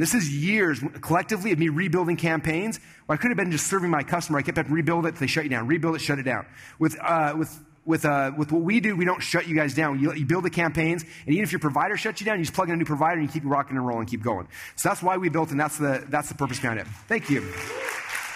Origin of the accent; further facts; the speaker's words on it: Sandy, Utah, United States; I grew up in Sandy, Utah, so we hung out with people in Sandy, Utah